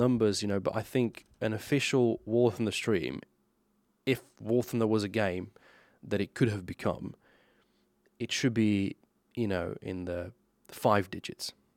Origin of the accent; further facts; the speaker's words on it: Slovenia; English is a second language; as a Slovenian person, born and raised in Slovenia